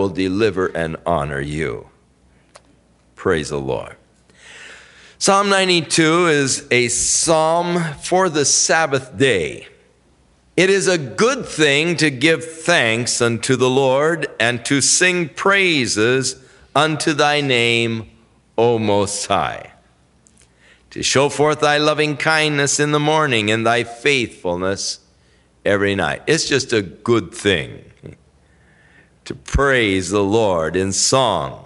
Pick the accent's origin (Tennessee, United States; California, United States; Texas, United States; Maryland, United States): California, United States; Ventura; growing up in Ventura